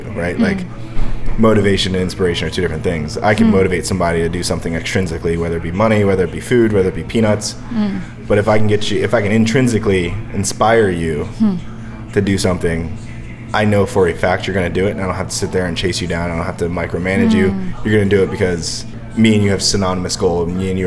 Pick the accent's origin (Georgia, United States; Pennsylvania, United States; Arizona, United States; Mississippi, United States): Pennsylvania, United States; Bristol; moved away; also born or lived in California; I grew up in Bristol, PA, you know, on a Buckley Street